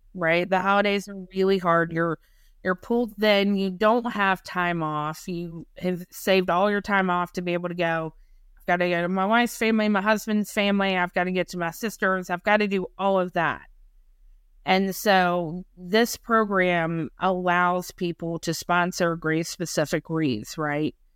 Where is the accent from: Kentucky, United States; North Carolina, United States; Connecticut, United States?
North Carolina, United States; moved away; also born or lived in Maine; I'm from North Carolina.